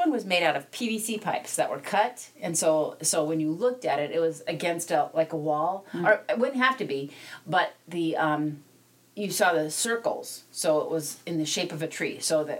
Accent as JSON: {"language": "English", "region": "South Dakota", "country": "United States", "tie": "born or raised there", "also_born_or_lived": "Black Hills, South Dakota", "said": "So I grew up in the plains of South Dakota, and I grew up equally in on one side of the state as I did on the other side of the state."}